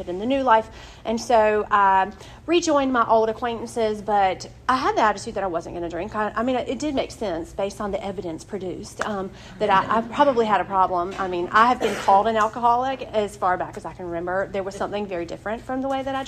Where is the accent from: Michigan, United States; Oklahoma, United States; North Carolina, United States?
North Carolina, United States; Wilson; I'm from Wilson, North Carolina. I'm from a great family. I didn't grow up seeing alcohol in my home